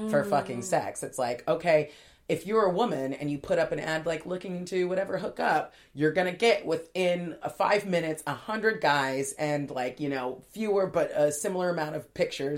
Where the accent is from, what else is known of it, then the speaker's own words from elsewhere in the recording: LA and Orange County border, Southern California, United States; I grew up in Southern California, sort of LA and Orange County border